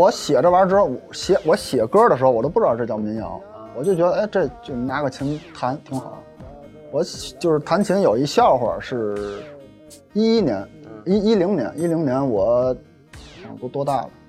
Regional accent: Tianjin, China; 正正红旗的天津人。

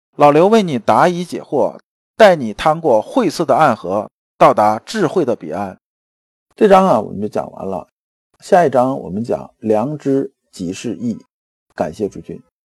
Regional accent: China; 这个我们中国人是这样子的，是吧？

